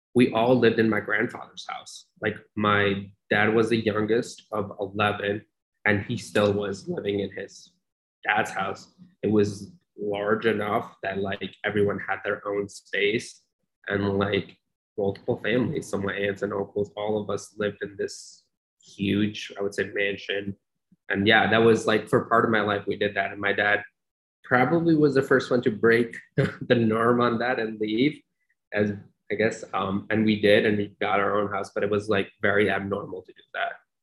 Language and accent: English; Long Island, New York, United States; also born or lived in Pakistan / Oklahoma; now in Syracuse, United States; I was 11 years old when I landed in New York